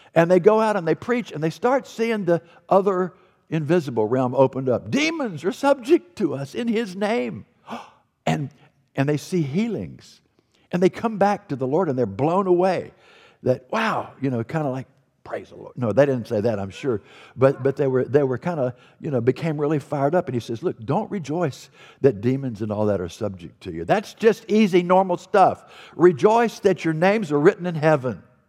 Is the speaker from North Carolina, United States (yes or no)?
yes; North Carolina, United States; North Carolina, my home state